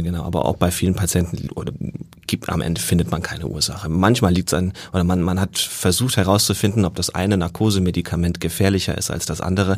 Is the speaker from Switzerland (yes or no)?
no; Northern Germany, Germany; moved away as an adult; also born or lived in Jena / Lübeck; Ich komme aus Norddeutschland eigentlich